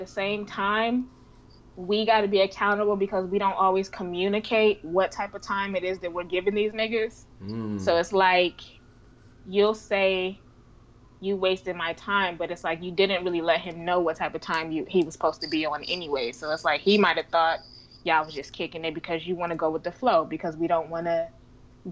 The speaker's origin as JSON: {"language": "English", "area": "up North", "region": "Northeast", "country": "United States", "tie": "born or raised there", "also_born_or_lived": "the South (US)", "said": "I was born in the South, but I was raised up North."}